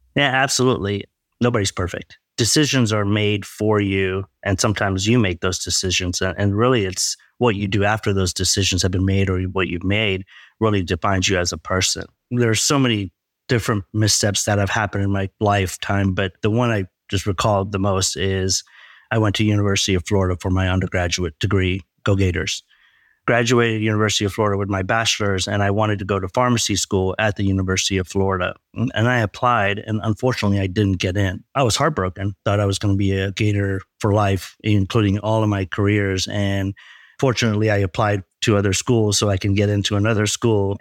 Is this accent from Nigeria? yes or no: no; Leicester, East Midlands, United Kingdom; also born or lived in Texas, United States; now in United States; growing up in a small town in England. Actually, I was born in Leicester, England.